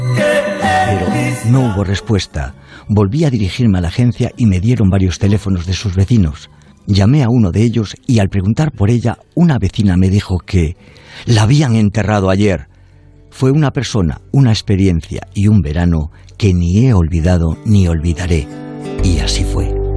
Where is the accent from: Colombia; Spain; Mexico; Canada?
Spain; Valladolid, Castile and León; Soy de Valladolid